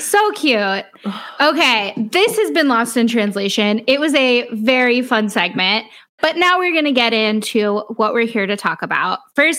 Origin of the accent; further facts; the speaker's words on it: Texas, United States; And I'm from Texas.